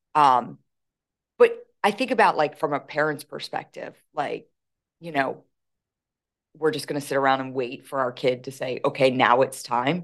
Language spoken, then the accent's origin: English; Philadelphia, Pennsylvania, United States; accent: thick Philly; I don't realize how um thick my Philly accent is, but right away they're like, "Oh, you're from Philly,"